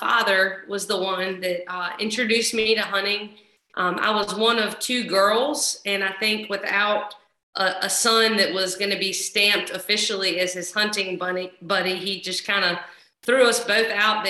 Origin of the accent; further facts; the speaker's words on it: Columbia, South Carolina, United States; also born or lived in Charleston, South Carolina; now in Camden, United States; I grew up in Columbia, South Carolina